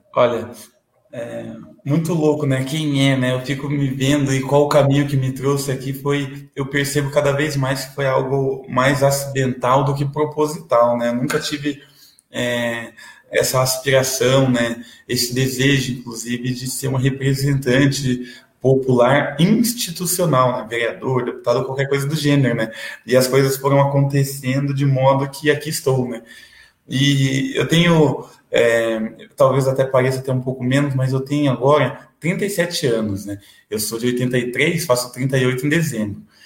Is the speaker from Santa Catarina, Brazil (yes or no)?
no; Piraquara, Paraná, Brazil; also born or lived in São Paulo / Almirante Tamandaré; Aqui no Paraná eu fui batizado, eh, batizado, não foi registrado no cartório do lado do presídio, ali do AU e morei na região metropolitana de Curitiba, Almirante Tamandaré, depois morei 15 anos em Piraquara